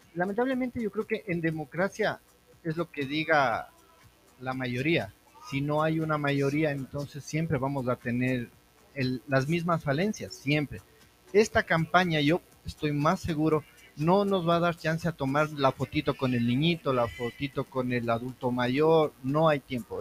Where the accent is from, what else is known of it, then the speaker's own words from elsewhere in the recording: Ecuador; somos los ecuatorianos